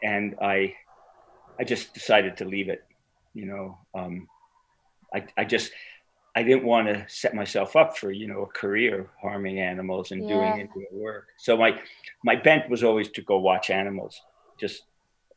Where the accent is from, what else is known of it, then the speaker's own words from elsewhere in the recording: New York City, New York, United States; I was born in Brooklyn, New York